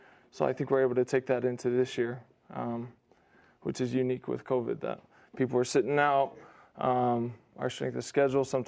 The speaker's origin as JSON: {"language": "English", "town": "Las Vegas", "region": "Nevada", "country": "United States", "tie": "born or raised there", "moved": "yes", "lives_now": "Provo, United States", "said": "it's my hometown, Las Vegas, so I'm excited to go home"}